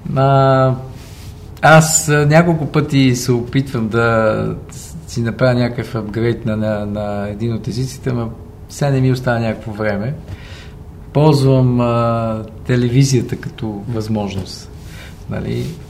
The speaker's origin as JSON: {"language": "Bulgarian", "town": "Sofia", "region": "Sofia City", "country": "Bulgaria", "tie": "born or raised there", "moved": "as an adult", "said": "отраснал съм до Герена и респективно съм от Левски до ден днешен"}